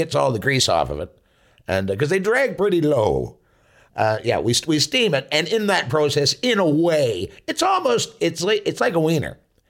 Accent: Tisdale, Saskatchewan, Canada; I'm from Tisdale, Saskatchewan in Canada.

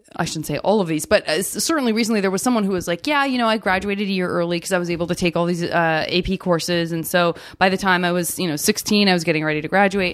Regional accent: Tucson, Arizona, United States; I'm from Tucson, Arizona.

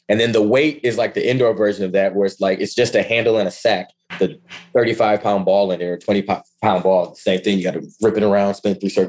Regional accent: Ann Arbor, Michigan, United States; moved away as an adult; also born or lived in Ypsilanti, Michigan / Kent, Ohio; I was born go? and raised in Ann Arbor, Michigan.

